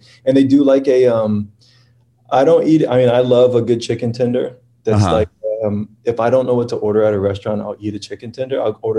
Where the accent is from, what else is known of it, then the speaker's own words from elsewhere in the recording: Lakeland, Florida, United States; Born and raised in a town called Lakeland, which is sort of right in between Tampa and Orlando. It's like right in the middle of the state.